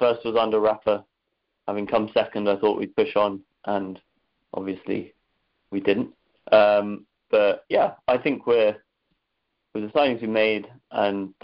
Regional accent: Dublin, Leinster, Ireland; accent: strong Irish brogue; You can tell by my accent that I'm Irish, a very strong Irish brogue. Growing up in Dublin

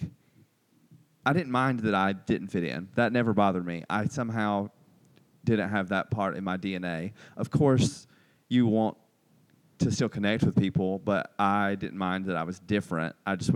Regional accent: Albany, Georgia, United States; also born or lived in New York; I was born in Albany, Georgia.

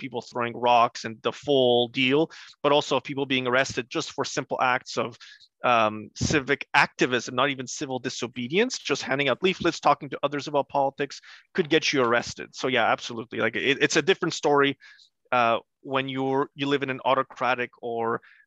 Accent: Montreal, Quebec, Canada; English is a second language; also born or lived in Gdańsk, Poland; now in Calgary, Canada; I grew up in Montreal, and so I'm also one of those Bill 101 kids. I grew up having to go through the K-12 system, or K-11 in the case of Quebec, in French. And I only picked up English afterwards.

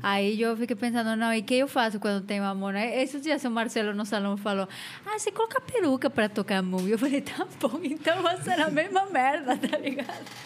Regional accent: Mexico; Portuguese is a second language; also born or lived in London, United Kingdom; now in São Paulo, Brazil; eu não sou da França, sou do México.

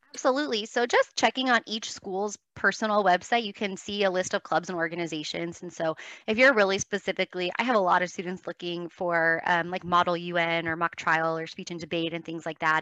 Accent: Los Angeles, California, United States; I grew up in Los Angeles

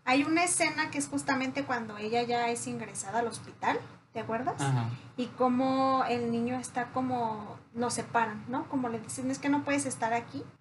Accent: Mexico; No, excuse me, somos mexicanos.

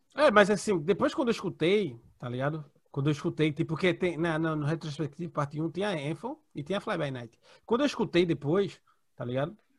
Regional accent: Brazil; eu sou brasileiro

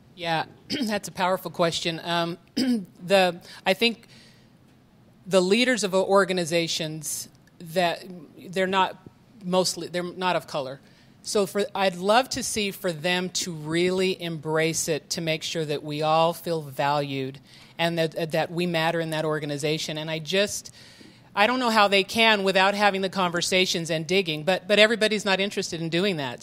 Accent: Utah, United States; I've been here my whole life

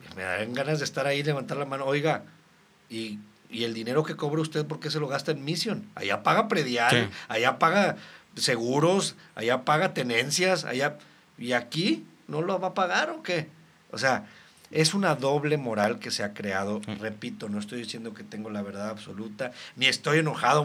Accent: Reynosa, Tamaulipas, Mexico; Soy de Reynosa, Tamaulipas, desde mis tatarabuelos

